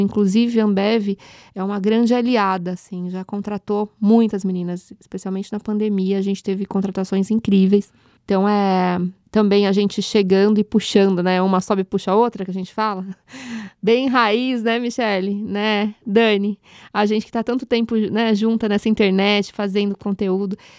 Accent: São Paulo, Brazil; Nasci num curtiço na freguesia do Ó

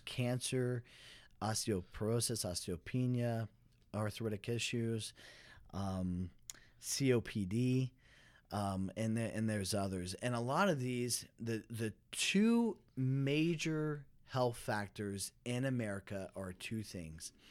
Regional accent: Dallas, Texas, United States; I'm from Dallas, Fort Worth

